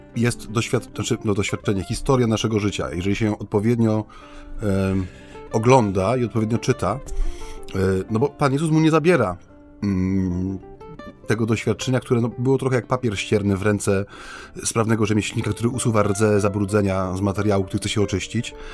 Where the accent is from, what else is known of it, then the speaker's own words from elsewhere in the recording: Silesian Voivodeship, Poland; u nas na Śląsku